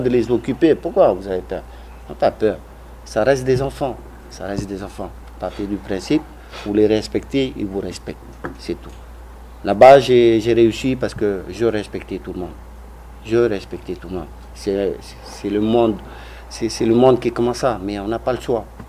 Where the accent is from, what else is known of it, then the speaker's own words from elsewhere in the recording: French Polynesia; moved away; also born or lived in France; chez nous à Mataya